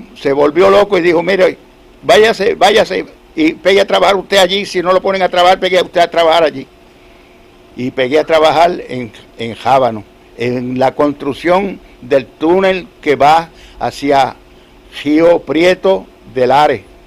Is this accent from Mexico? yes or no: no; Adjuntas, Puerto Rico; also born or lived in Utuado; adjuntas eh, es mi pueblo porque yo nací en Pellea y me registraron acá en Utuado en el 1928